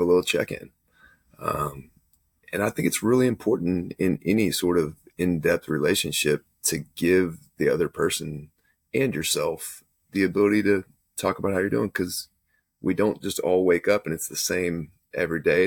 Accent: Texas, United States; I grew up in Texas

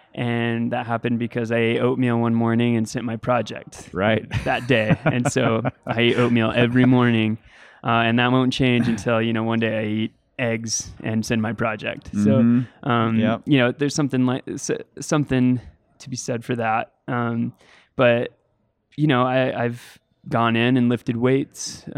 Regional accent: Boise, Idaho, United States; Yeah, so as I was growing up in Boise, climbing, I would run into that problem.

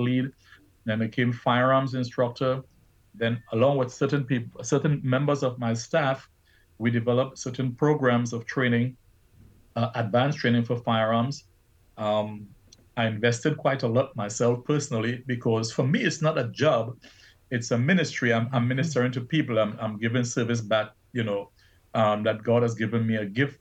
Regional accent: Trinidad & Tobago; moved away; I was born in Trinidad and Tobago and raised up by my grandparents and my mom

